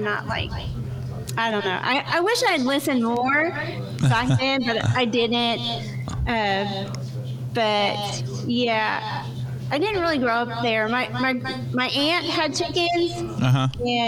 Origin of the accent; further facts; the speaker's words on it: Florida, United States; moved away as an adult; now in Tennessee, United States; I'm originally from Florida. I'm not born and bred in Tennessee, but I moved here in 2005